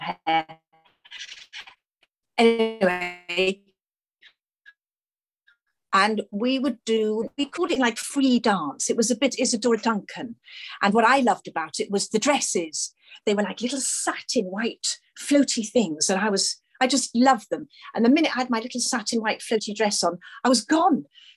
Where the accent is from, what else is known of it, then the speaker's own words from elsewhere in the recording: Aberystwyth, Wales, United Kingdom; moved away; also born or lived in London; I grew up I was born in London, but he thought it would be nicer to be brought up in a sort of a smaller, slightly more relaxed place right on the sea in a place called Aberystwyth